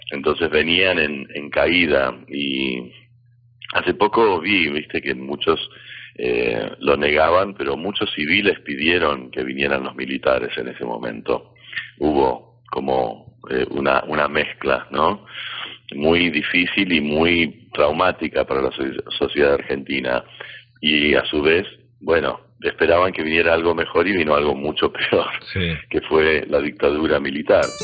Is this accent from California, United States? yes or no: no; Alaska, United States; born there; bueno, en realidad yo nací en Alaska, eh, soy de Estados Unidos